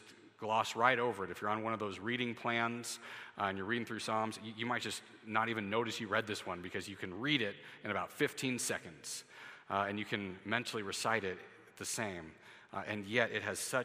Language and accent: English; United States; as an American citizen